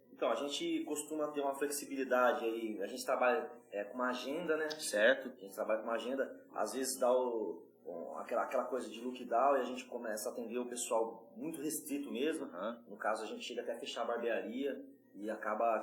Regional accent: São Paulo, Brazil; accent: paulista; Sou de São Paulo

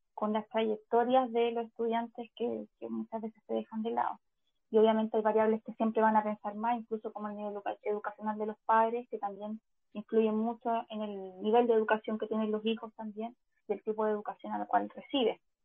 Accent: Chile; como, chilenos

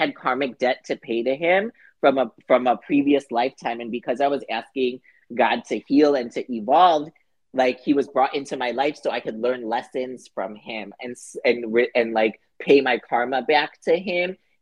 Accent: Chicago, Illinois, United States; moved away as an adult; now in Los Angeles, United States; I'm from Chicago, so I moved

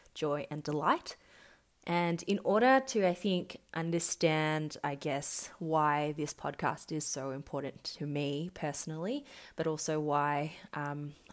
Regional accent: Melbourne, Victoria, Australia; I was born and raised in Melbourne, Australia.

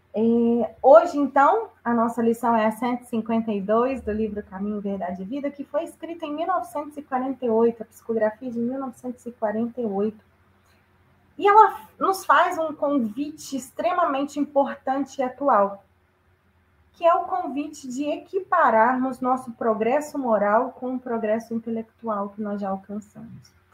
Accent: Juiz de Fora, Minas Gerais, Brazil; em Juiz de Fora, minha terra natal

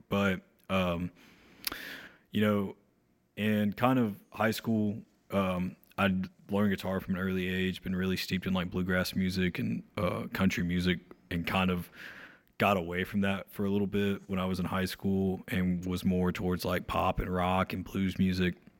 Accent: Ararat, North Carolina, United States; I grew up in this small town, um, called Ararat, North Carolina, um, really close to Mount Airy

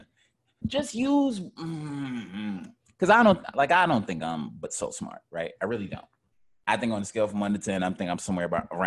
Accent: United States; I'm American. I ain't lived in no other countries.

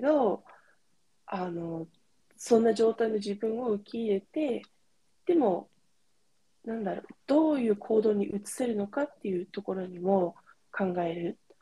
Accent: California, United States; moved away; カリフォルニアで生まれ育ったんですけど

